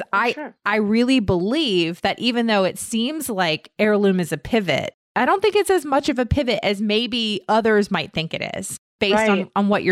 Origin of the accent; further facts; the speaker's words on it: Herndon, Virginia, United States; I grew up in Herndon, which is right outside of D.C